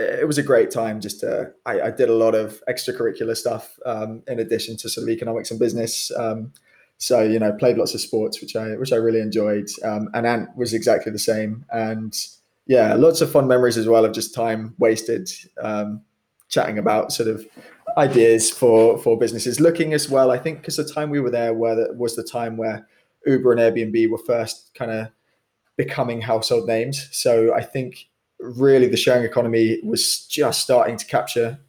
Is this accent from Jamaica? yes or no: no; Kent, South East England, United Kingdom; I grew up in Kent